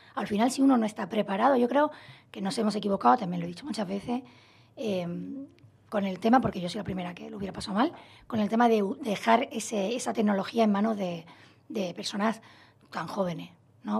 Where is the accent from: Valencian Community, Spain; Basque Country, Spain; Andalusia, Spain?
Andalusia, Spain; Málaga; moved away as an adult; also born or lived in Madrid; yo soy de Málaga, estudié en Madrid la carrera, me he trasladado muchas veces de ciudad